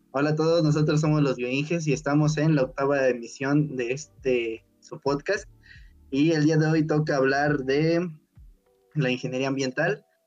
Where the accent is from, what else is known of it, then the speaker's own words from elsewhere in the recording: Puebla, Mexico; yo soy de Puebla